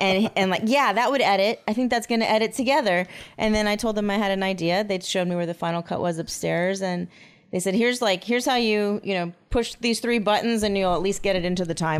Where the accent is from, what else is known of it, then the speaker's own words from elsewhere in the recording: Huntington Beach, California, United States; I grew up in Huntington Beach